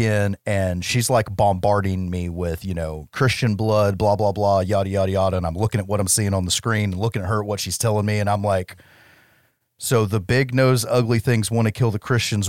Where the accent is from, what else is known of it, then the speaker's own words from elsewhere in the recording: United States; I'm an American